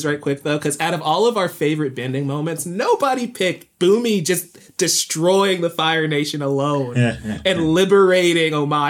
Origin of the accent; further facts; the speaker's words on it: the Great Lakes, Midwest, United States; I grew up on the Great Lakes, man. I kind of have to choose Water Tribe anyway. but it's just, yeah, I think, again, growing up in the Midwest, it's always cold. It's always snowy.